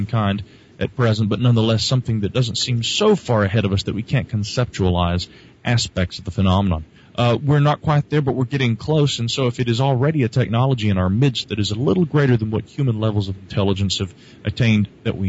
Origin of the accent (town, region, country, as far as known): Asheville, North Carolina, United States